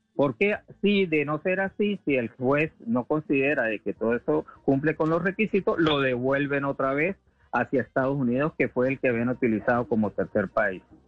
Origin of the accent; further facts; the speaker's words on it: Venezuela; somos muchos los venezolanos